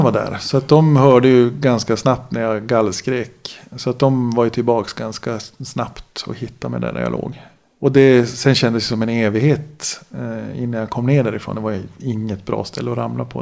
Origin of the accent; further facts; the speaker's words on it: Gällivare, Norrbotten County, Sweden; Född och uppvuxen då i Gällivare